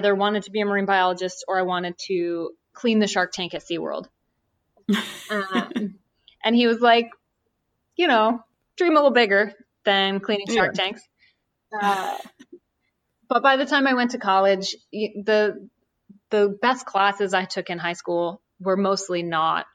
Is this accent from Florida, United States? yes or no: no; New Jersey, United States; I grew up in New Jersey, but my great grandparents lived in coastal South Carolina. So I spent summers down there as a kid